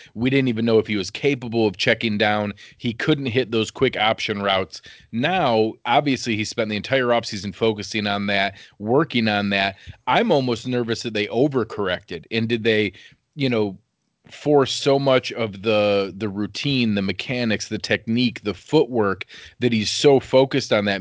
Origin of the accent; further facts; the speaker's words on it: Western New York, United States; I grew up wrestling in Western New York, and all my cousins played hockey.